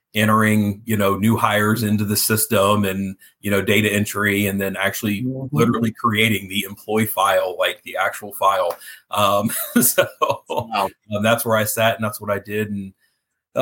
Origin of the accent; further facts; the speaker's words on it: Cincinnati, Ohio, United States; also born or lived in Fairfield, Ohio; Born and raised in Cincinnati